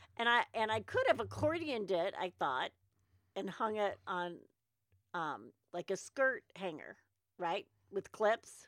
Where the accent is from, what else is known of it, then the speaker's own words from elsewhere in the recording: United States; I'm an American